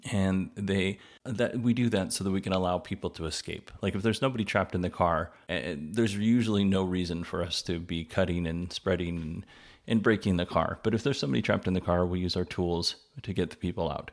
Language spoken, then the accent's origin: English; Alaska, United States; I was born in Alaska